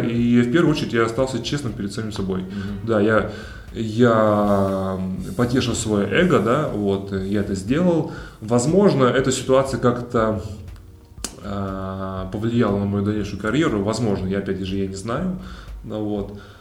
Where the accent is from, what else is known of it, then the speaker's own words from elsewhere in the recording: Kemerovo, Kemerovo Oblast, Russia; moved away; also born or lived in Kazan; я из Кемерово.